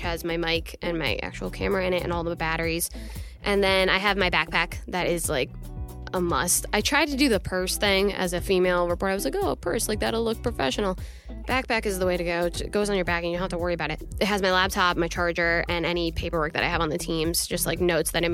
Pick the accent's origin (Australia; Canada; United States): United States; Peaburg, New Jersey; my hometown, Peaburg.